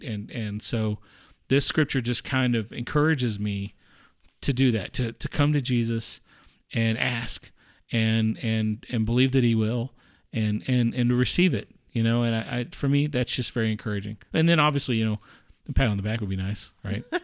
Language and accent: English; the South, United States; I grew up in the South too